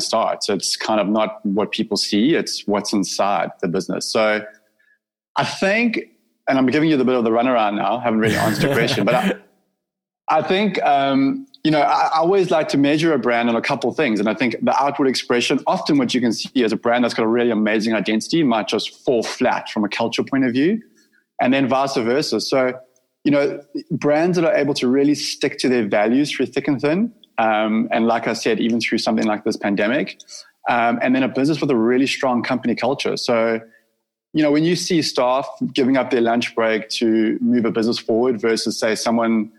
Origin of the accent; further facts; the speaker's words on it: Durban, KwaZulu-Natal, South Africa; So this is actually Durban. So okay. I grew up on Derry Beach